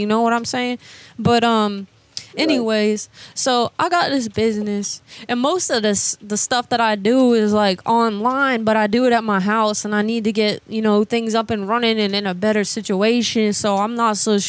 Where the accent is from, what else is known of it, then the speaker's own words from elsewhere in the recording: Georgia, United States; Well, I grew up in Georgia, actually, but I just moved down here not that long ago